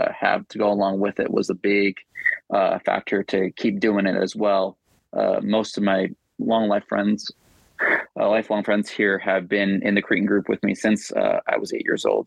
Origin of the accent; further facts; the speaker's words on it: Salt Lake City, Utah, United States; I've grown up in Salt Lake my whole life